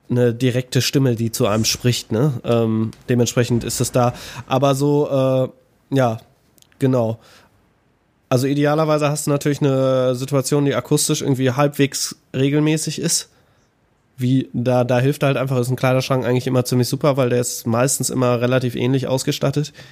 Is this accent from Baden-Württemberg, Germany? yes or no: no; North Rhine-Westphalia, Germany; Äh, ich habe überhaupt keinen Dialekt. Ich bin Nordrhein-Westfaler